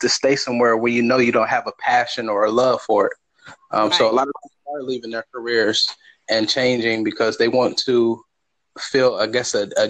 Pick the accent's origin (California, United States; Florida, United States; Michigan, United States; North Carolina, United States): Michigan, United States; I am from Michigan.